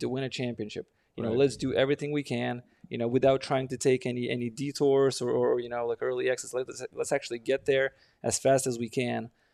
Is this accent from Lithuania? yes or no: yes; Lithuania; now in Denver, United States; I'm from Lithuania